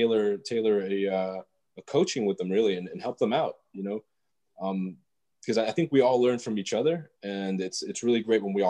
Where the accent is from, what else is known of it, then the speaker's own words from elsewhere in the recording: Georgia, United States; also born or lived in Los Angeles County, California / Atlanta, Georgia; I was born in California, raised in Georgia, and mostly in a small town, and then spent a lot of time in Atlanta too.